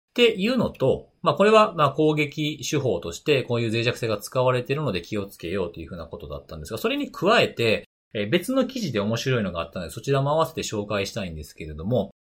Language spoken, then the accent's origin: Japanese; Osaka, Japan; born or raised there